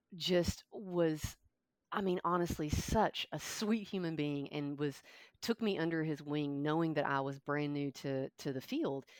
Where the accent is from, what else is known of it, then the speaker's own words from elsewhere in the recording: Kentucky, United States; now in Thomasville, United States; I grew up in Kentucky